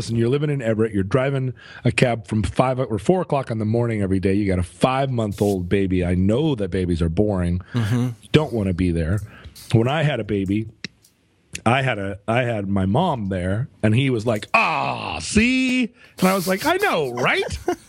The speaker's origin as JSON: {"language": "English", "country": "Senegal", "said": "also I'm from Senegal."}